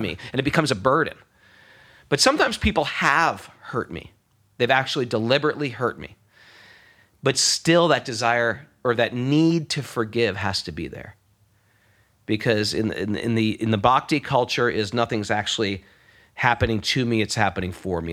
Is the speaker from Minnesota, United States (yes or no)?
no; New York, United States; I'm a New Yorker